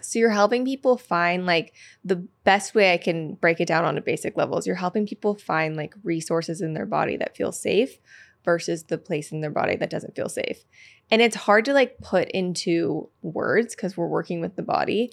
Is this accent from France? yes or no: no; Petaluma, California, United States; I'm from Petaluma, California, which is like a small ti-, town outside of San Francisco